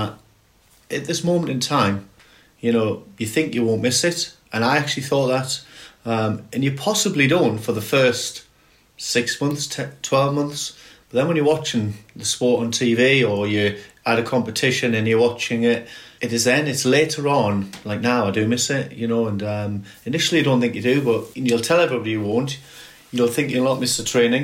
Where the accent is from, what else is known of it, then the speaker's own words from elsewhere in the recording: Gateshead, North East England, United Kingdom; Gateshead as well, my hometown